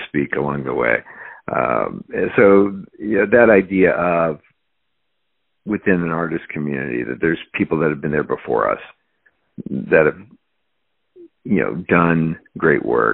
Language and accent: English; Seattle, Washington, United States; also born or lived in Central California; I pretty much think of myself as growing up in the Pacific Northwest